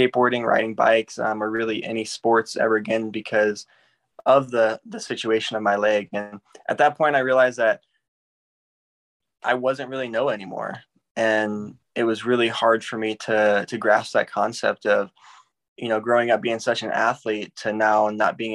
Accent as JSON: {"language": "English", "town": "St. Louis", "region": "Missouri", "country": "United States", "tie": "born or raised there", "said": "I grew up in St. Louis, Missouri, and that's where I was born and raised"}